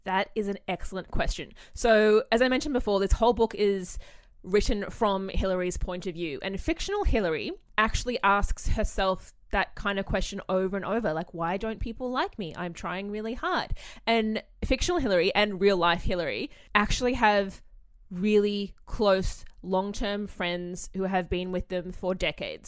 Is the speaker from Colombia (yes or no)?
no; Australia; being an Australian